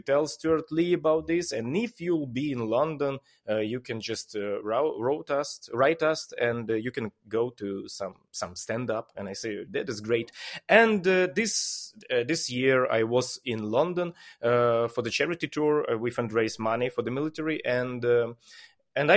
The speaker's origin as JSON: {"language": "English", "country": "Ukraine", "second_language": "English", "said": "I am that guy from Ukraine"}